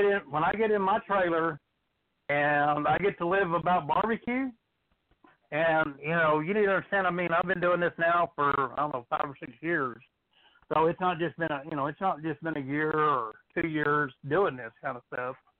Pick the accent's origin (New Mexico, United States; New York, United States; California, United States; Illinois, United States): New Mexico, United States; now in Texas, United States; I live in Texas now. I've lived in Texas for oh, I don't know, 25, 26 years. So mm-hmm. growing up where I grew up, I grew up in New Mexico